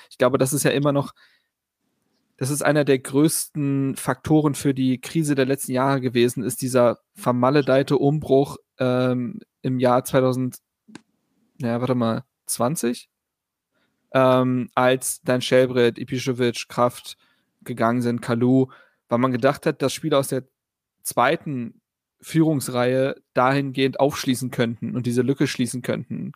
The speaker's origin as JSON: {"language": "German", "region": "Berlin", "country": "Germany", "tie": "born or raised there", "said": "Ich bin ja auf der Schulfarm Insel Schafberg zur Schule gegangen"}